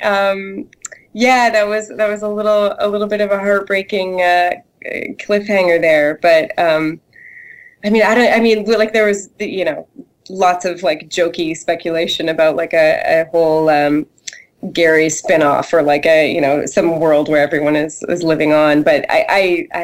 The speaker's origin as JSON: {"language": "English", "country": "Canada", "tie": "born or raised there", "said": "I grew up in Canada"}